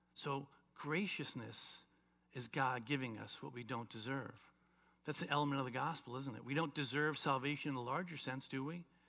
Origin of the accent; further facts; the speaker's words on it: South Florida, United States; as a teenager growing up in South Florida